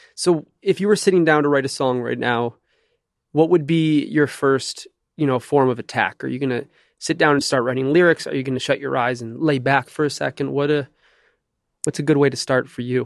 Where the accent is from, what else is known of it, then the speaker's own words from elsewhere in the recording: Detroit, Michigan, United States; now in Los Angeles, United States; I grew up in Detroit and Jewish family